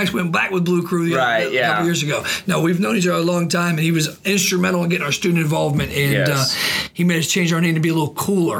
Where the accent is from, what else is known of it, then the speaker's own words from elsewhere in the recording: Washington, District of Columbia, United States; now in Augusta, United States; I grew up in the Washington, D.C. area, and I absolutely abhor it